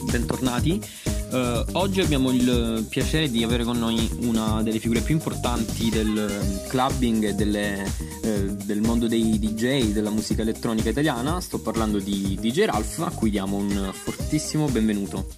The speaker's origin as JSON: {"language": "Italian", "town": "Taranto", "region": "Apulia", "country": "Italy", "said": "io sono di Taranto"}